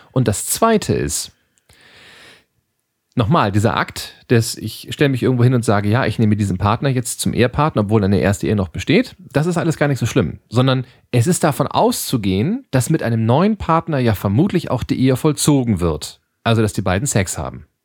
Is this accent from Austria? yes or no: no; Lower Saxony, Germany; born there; now in Ruhr, Germany; jetzt muss ich mal als, als gebürtiger Südoldenburger dagegen kloppen. Ähm, dafür kennt man hier im Ruhrgebiet, da wo wir beide nun auch sind